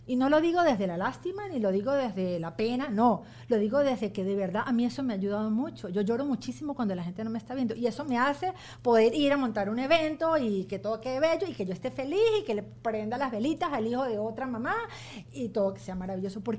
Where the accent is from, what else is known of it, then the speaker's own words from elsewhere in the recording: Venezuela; moved away; yo tuve hasta que me vine de Venezuela